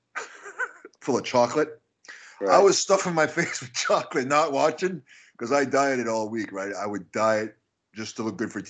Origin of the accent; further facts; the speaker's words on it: Canada; I'm Canadian